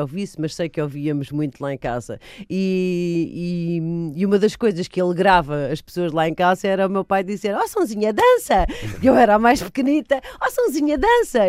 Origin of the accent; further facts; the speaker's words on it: Almada, Setúbal, Portugal; also born or lived in Lisbon / Madeira; Apesar de ter vivido em Almada uh, hum. a minha adolescência toda